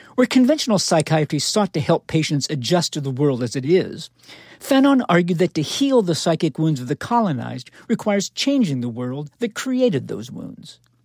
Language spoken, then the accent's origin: English; Knoxville, Tennessee, United States; I'm from Knoxville, Tennessee